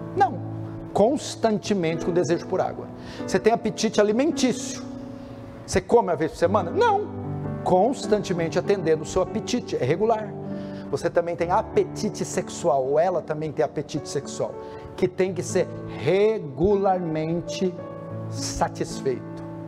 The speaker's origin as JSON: {"language": "Portuguese", "region": "São Paulo", "country": "Brazil", "said": "vim de São Paulo"}